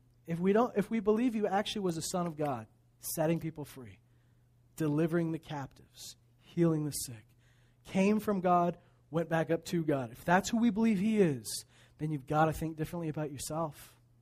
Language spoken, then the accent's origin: English; Meadow Lake, Saskatchewan, Canada; born there; I was born in Meadow Lake, Saskatchewan.